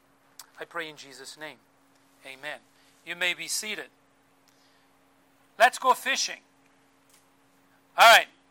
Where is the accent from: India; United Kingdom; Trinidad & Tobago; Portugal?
Portugal; Azores Islands; moved away; growing up in the Azores Islands